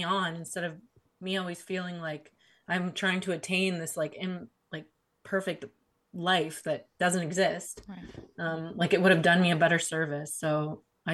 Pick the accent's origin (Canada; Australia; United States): Canada; my mom came to Canada. I'm from Canada